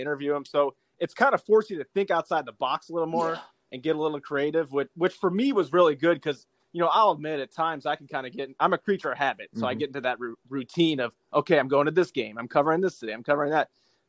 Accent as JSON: {"language": "English", "town": "Cleveland", "region": "Ohio", "country": "United States", "tie": "born or raised there", "also_born_or_lived": "Dayton, Ohio / Taylorville, Illinois / Decatur, Illinois", "moved": "as an adult", "lives_now": "Jackson, United States", "said": "growing up in Cleveland, Ohio"}